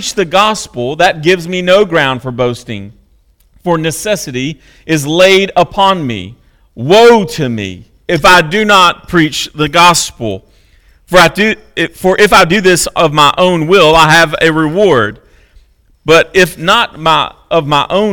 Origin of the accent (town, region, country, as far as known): United States